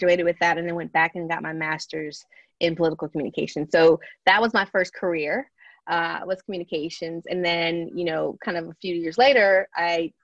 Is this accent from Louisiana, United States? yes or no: yes; greater New Orleans area, Louisiana, United States; now in Baton Rouge, United States; the greater New Orleans area is where I grew up and lived until I came to Baton Rouge in 1997 for college